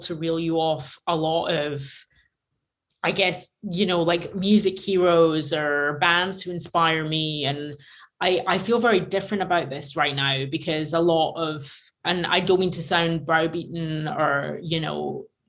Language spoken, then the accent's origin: English; Glasgow, Scotland, United Kingdom; now in Los Angeles, United States; we grew up in this tiny little community in Glasgow